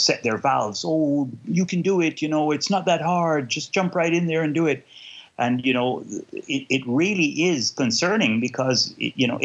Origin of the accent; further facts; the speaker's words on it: Kingston, Jamaica; now in Canada; I am originally from Kingston, Jamaica, but now live in Canada and have lived here since 1978. So I'm more Canadian now than I am Jamaican.